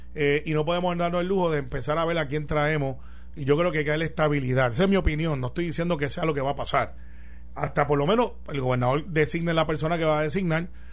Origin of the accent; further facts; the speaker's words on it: Puerto Rico; soy puertorriqueño